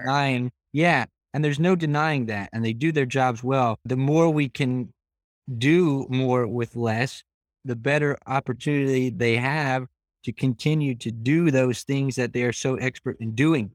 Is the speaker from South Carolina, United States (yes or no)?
no; Frackville, Pennsylvania, United States; my hometown of Frackville